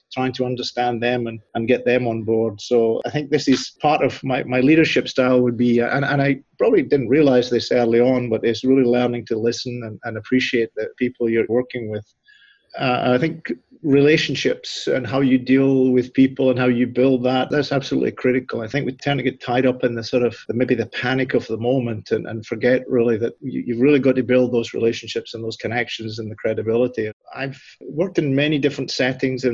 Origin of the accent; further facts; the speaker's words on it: southwest Scotland, United Kingdom; moved away as an adult; now in Nebraska, United States; I actually grew up in a rural part of southwest Scotland on a family farm